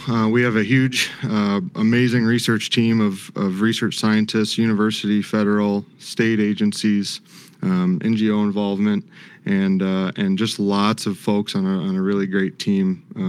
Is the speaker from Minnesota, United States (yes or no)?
yes; South Central Minnesota, United States; moved away; also born or lived in Kingsville, Texas; I grew up in South Central Minnesota.